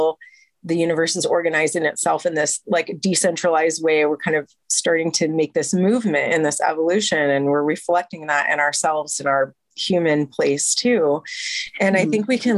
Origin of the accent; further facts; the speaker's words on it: United States; I'm an American